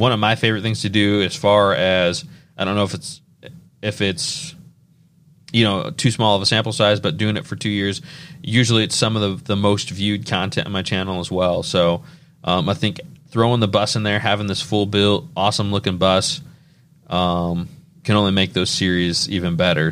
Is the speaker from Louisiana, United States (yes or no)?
no; Indiana, United States; we're from Indiana